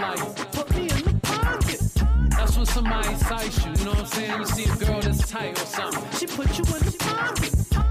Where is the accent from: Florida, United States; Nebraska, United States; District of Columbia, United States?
District of Columbia, United States; Washington; I'm from Langdon Park, the Northeast DC Park.